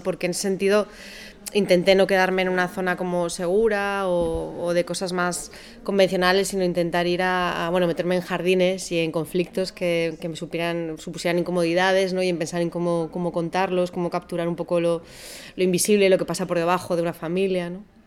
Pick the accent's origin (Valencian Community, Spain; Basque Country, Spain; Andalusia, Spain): Basque Country, Spain; Yo soy del País Vasco